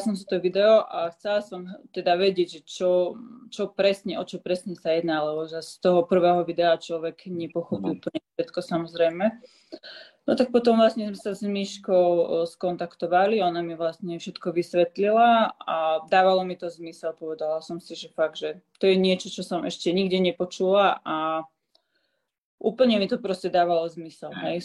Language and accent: Slovak; Slovakia; now in Switzerland; ostala som rok doma na Slovensku